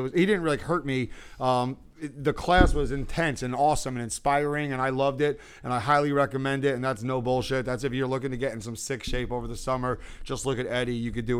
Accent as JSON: {"language": "English", "town": "Howell", "region": "New Jersey", "country": "United States", "tie": "born or raised there", "said": "A lot of the kids in Howell where I was growing up, they would call me a Benny."}